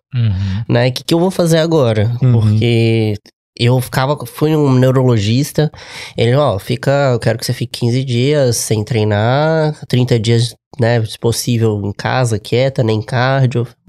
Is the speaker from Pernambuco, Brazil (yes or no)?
no; Juiz de Fora, Minas Gerais, Brazil; moved away; also born or lived in Lagoa Santa; eu sou de Juiz de Fora